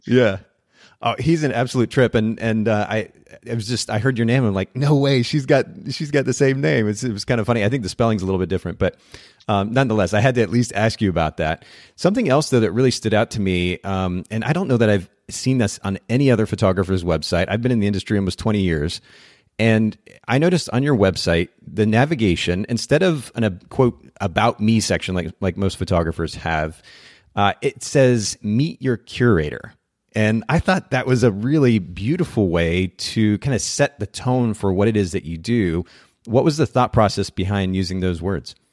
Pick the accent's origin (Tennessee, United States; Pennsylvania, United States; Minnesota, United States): Tennessee, United States; Chattanooga; here in my hometown of Chattanooga